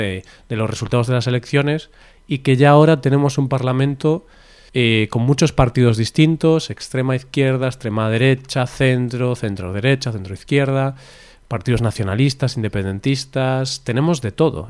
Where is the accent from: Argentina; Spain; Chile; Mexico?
Spain; somos españoles